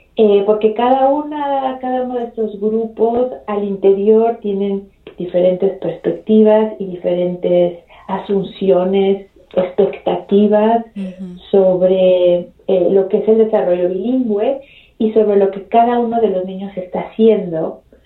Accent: Mexico City, Mexico; also born or lived in Baltimore, Maryland, United States; regresamos a la Ciudad de México cuando yo tenía dos años. Así que crecí en la Ciudad de México

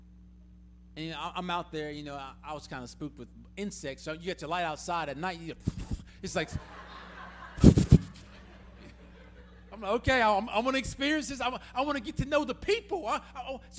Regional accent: Atlanta, Georgia, United States; moved away as an adult; also born or lived in Tulsa, Oklahoma; now in Russellville, Kentucky, United States; I grew up in Atlanta.

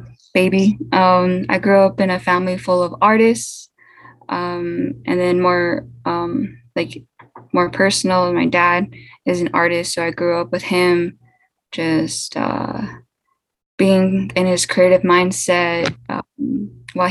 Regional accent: Albuquerque, New Mexico, United States; also born or lived in Newcomb, New Mexico / Jemez Pueblo, New Mexico; I was born in Albuquerque, New Mexico, but kind of raised back and forth between Albuquerque, Newcomb, New Mexico, and Jemez Pueblo.

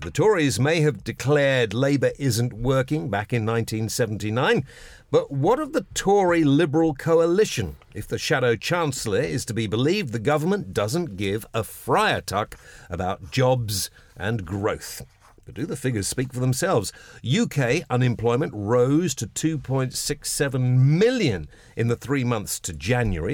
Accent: Epsom, South East England, United Kingdom; where I was brought up in Epsom in Surrey.

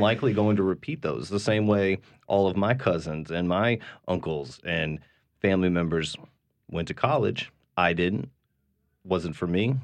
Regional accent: Massachusetts, United States; now in New Orleans, United States; I'm from Massachusetts

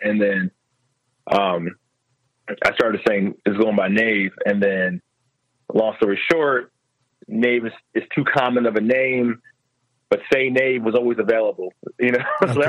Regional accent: New Jersey, United States; now in Philadelphia, United States; So I've been just telling people I'm from Philly now.

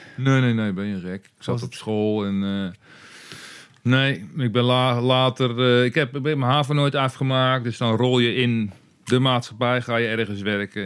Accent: near Dordrecht, South Holland, Netherlands; in de buurt van Dordrecht opgegroeid

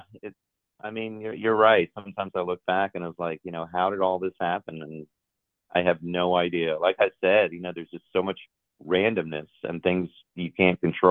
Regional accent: New York City, New York, United States; moved away as an adult; also born or lived in Oxford, Mississippi; growing up in New York City

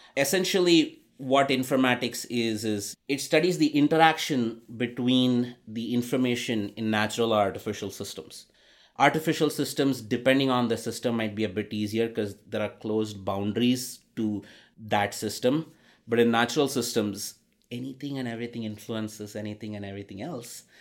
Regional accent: India; moved away; growing up in India

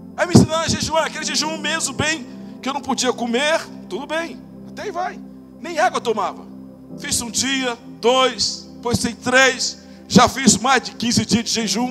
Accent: Rio de Janeiro, Brazil; eu sou do Rio de Janeiro

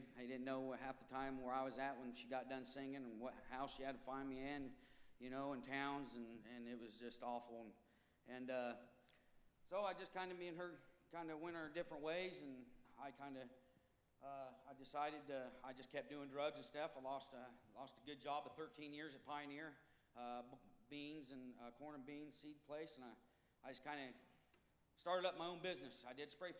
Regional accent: Ottumwa, Iowa, United States; also born or lived in Colorado; I'm from Tumwa, Iowa.

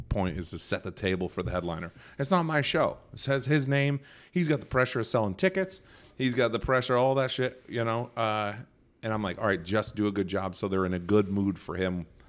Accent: Nantucket, Massachusetts, United States; moved away as an adult; my hometown

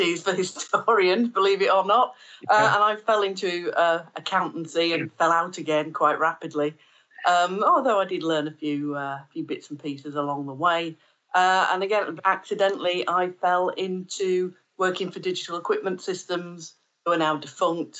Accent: Yorkshire and the Humber, United Kingdom; I'm from Yorkshire

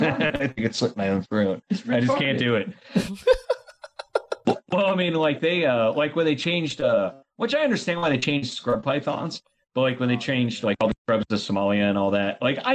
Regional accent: Florida, United States; now in Arkansas, United States; growing up in Florida

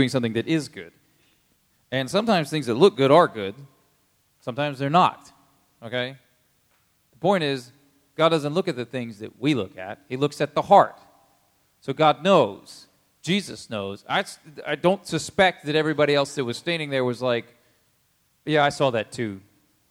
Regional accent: United States; as American people

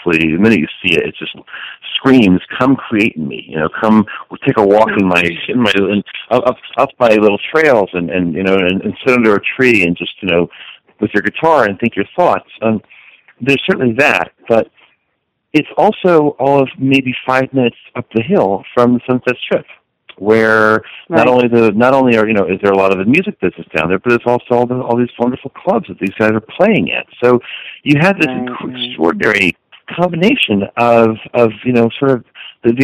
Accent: Los Angeles, California, United States; I grew up in Los Angeles

